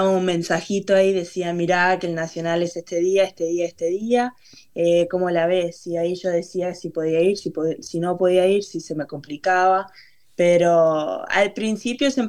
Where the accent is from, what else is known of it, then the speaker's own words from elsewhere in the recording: Uruguay; como que las raíces de Uruguay las tengo todavía ahí. Y, si me preguntas si me considero uruguaya, yo digo que sí.